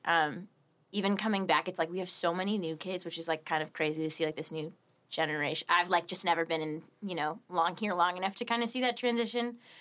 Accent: Torrington, Connecticut, United States; now in Steubenville, United States; the town I grew up in in Connecticut, Torrington, is like it's like double the size of Steubenville

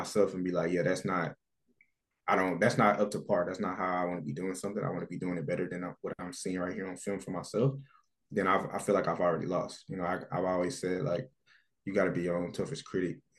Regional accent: United States; moved away as an adult; now in Canada; as an American player

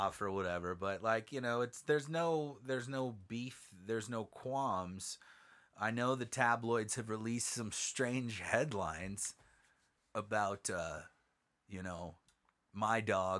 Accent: Southern California, United States; we are from Southern California. Beautiful Southern California, but we're mountain people.

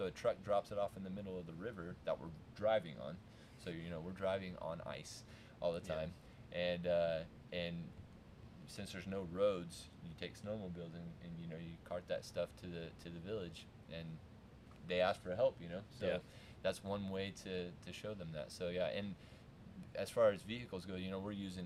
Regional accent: United States; moved away as an adult; now in Russia; I'm American

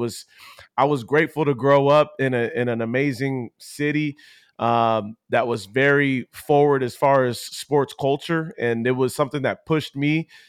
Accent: Poway, California, United States; Poway was, it was cool for me because my parents had moved down in that San Diego area from being up in more of a Los Angeles area.

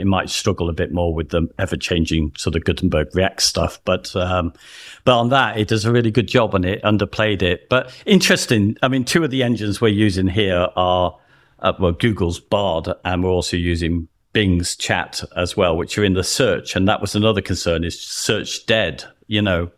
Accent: United Kingdom; we're both British

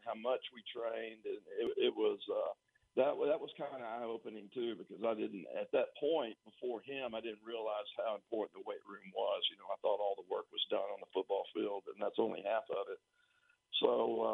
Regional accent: Tyler, Texas, United States; I came from Tyler Lee, and all we had was like a universal gym in the middle of the locker room

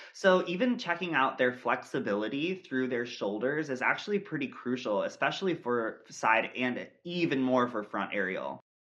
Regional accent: Millersburg, Ohio, United States; I grew up in Millersburg, Ohio, in a very small town dance studio

